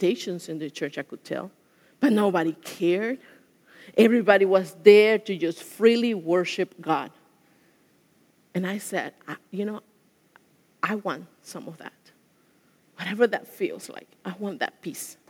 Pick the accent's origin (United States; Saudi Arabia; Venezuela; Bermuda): Venezuela; moved away; I went to a Catholic school. I'm from Venezuela